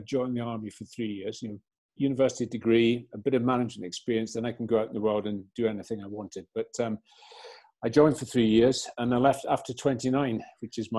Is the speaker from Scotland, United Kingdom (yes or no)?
yes; Aberdeenshire, Scotland, United Kingdom; I was brought up in Aberdeenshire, so an idyllic sort of rural childhood upbringing.